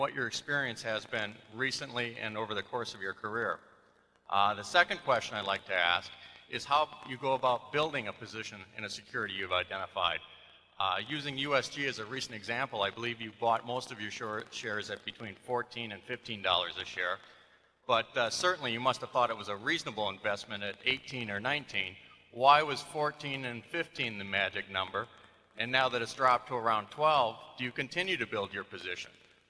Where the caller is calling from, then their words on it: Hanover, New Hampshire, United States; from Hanover, New Hampshire, and I've got two questions for you.